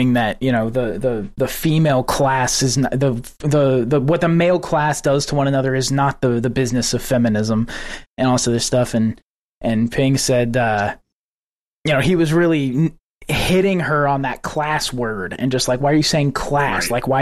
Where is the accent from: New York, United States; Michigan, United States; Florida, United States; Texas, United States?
Texas, United States; West; now in Houston, United States; coming from West Texas too, we don't get snow